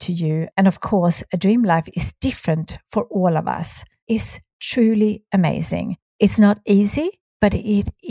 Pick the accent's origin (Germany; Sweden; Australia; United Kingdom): Sweden; moved away; my home country being Sweden. I really wanted to be able to go home at least once a year to see my family